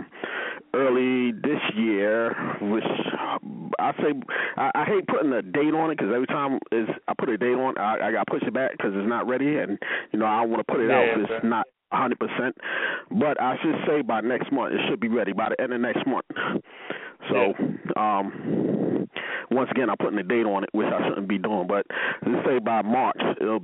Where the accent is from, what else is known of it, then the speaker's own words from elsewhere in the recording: New York City, New York, United States; I'm from Queens